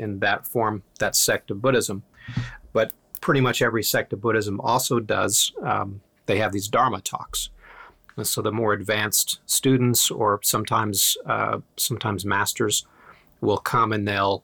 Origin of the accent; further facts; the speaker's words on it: Iceland; moved away; I was born in Iceland